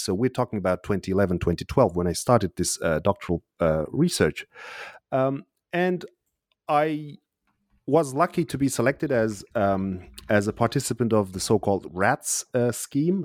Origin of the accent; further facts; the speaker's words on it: Uzbekistan; first language Uzbek; English is a second language; moved away; I was born in Soviet Uzbekistan in nineteen eighty-two